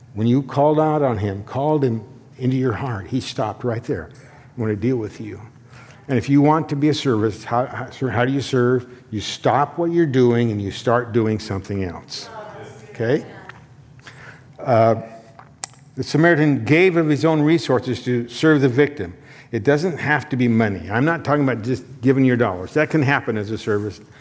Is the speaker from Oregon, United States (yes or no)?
yes; Condon, Oregon, United States; my hometown Condon